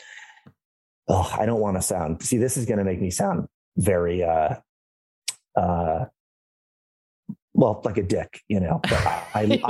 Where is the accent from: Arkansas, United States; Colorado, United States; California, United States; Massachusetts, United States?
Massachusetts, United States; an hour outside of Boston; I'm from Massachusetts, an hour outside of Boston